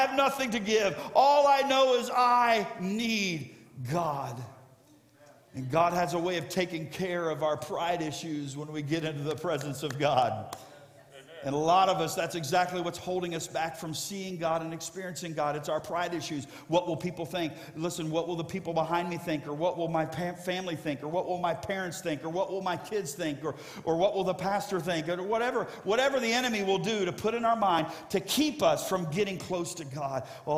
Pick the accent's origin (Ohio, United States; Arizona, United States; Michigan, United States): Ohio, United States; born there; Many of you know I was born in Ohio, but I didn't live in Ohio because my parents were traveling evangelists.